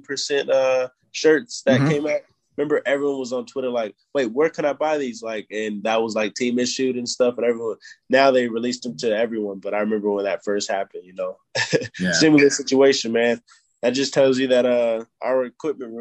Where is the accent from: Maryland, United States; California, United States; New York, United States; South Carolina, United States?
California, United States; moved away; I'm from California